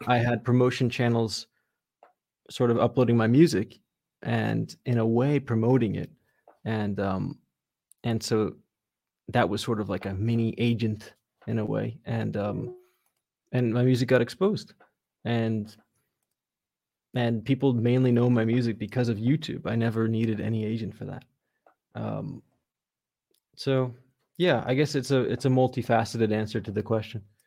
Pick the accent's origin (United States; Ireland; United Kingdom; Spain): United States; Redondo Beach, California; also born or lived in New York; I grew up in Redondo Beach in, um, yeah, just, just, like, thirty minutes outside of downtown Los Angeles